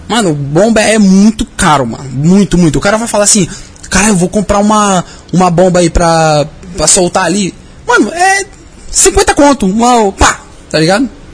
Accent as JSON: {"language": "Portuguese", "town": "Cajamar", "region": "São Paulo", "country": "Brazil", "tie": "born or raised there", "said": "nasci lá no interior mesmo, Cajamar"}